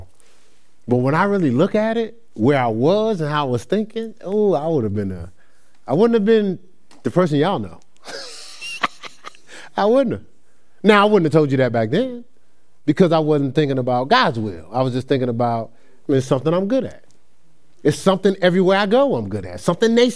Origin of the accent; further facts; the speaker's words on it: Newark, New Jersey, United States; moved away as an adult; also born or lived in Ohio; now in Charlotte, United States; I'm from Newark, New Jersey.